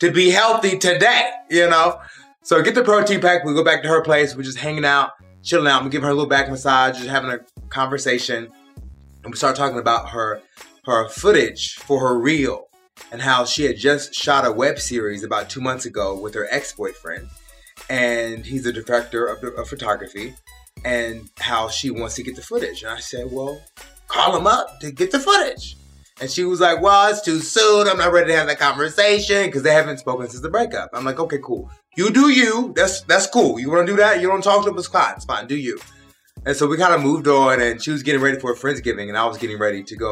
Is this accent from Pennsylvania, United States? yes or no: yes; Pennsylvania, United States; moved away; I was born in Pennsylvania